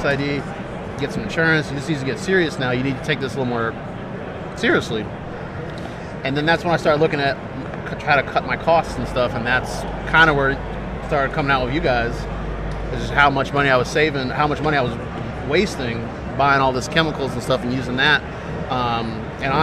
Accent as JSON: {"language": "English", "town": "Piscataway", "region": "New Jersey", "country": "United States", "tie": "born or raised there", "lives_now": "South Bound Brook, United States", "said": "I grew up in Piscataway, New Jersey, but now I live in South Bound Brook."}